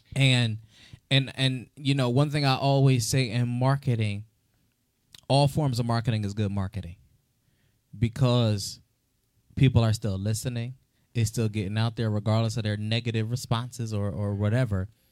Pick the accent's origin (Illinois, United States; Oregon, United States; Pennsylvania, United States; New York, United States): Pennsylvania, United States; Philadelphia; also born or lived in Florida; I went from Florida to Philadelphia. Oh, God. But growing up in the city of Philadelphia